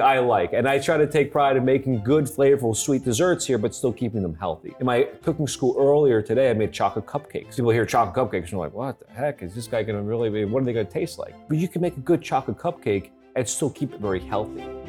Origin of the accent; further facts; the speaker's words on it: Philadelphia, Pennsylvania, United States; moved away; I was born in Philadelphia